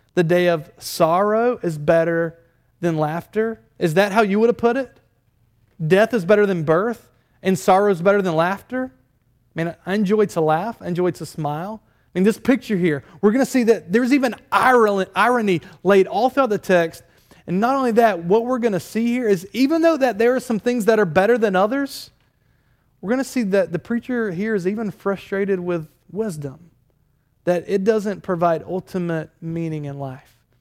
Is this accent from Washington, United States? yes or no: no; Durham, North Carolina, United States; moved away; I, I did grow up in Durham, North Carolina